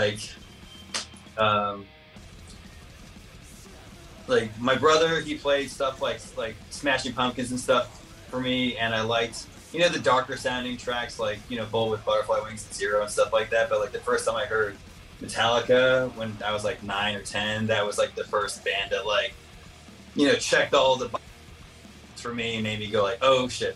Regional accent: San Jose, California, United States; now in San Francisco, United States; I'm originally from San Jose.

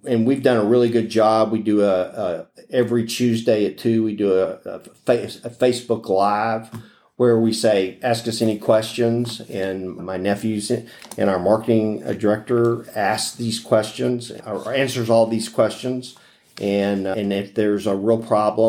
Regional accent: Houston, Texas, United States; also born or lived in Pecos, Texas / Lubbock, Texas / Corpus Christi, Texas; I grew up in Houston. I was born in Pecos

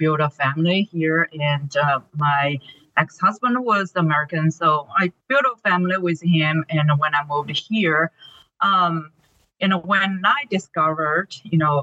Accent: China; English is a second language; moved away as an adult; now in United States; I am born and raised in China

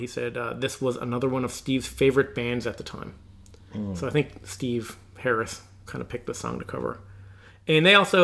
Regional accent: Newfoundland and Labrador, Canada; we're from Eastern Canada

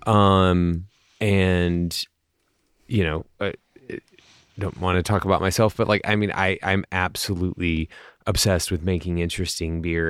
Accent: United States; as American brewers

